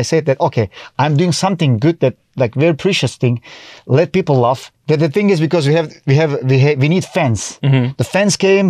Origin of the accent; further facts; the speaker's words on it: Turkey; first language Turkish; English is a second language; moved away as an adult; now in Taiwan; I'm coming from Turkey. I used to work as a travel guide in different languages. I was speaking in German.